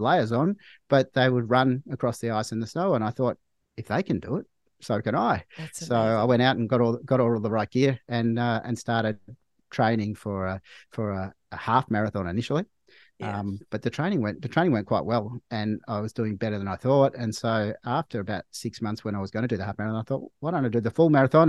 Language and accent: English; Melbourne, Victoria, Australia; I grew up in Melbourne. I live in Melbourne now.